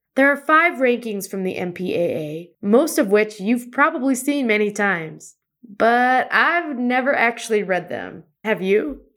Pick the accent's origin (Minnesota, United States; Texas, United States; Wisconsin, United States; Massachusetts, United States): Wisconsin, United States; moved away; I'm originally from Wisconsin